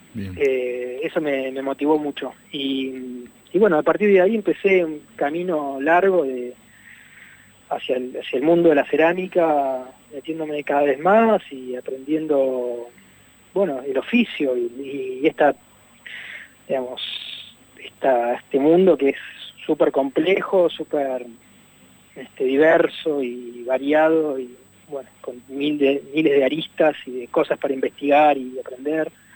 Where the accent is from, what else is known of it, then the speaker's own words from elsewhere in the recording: Puerto Madryn, Chubut, Argentina; yo soy de Puerto Madryn